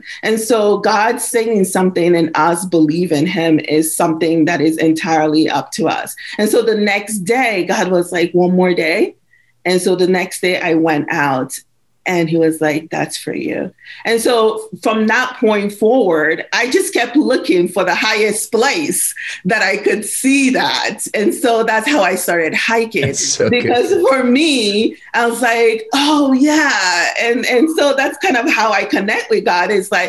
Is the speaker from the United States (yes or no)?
no; Nigeria; moved away; also born or lived in Belize; Because my dad is a missionary pastor. We moved from Nigeria to Belize on mission. And so I'm a pastor's kid.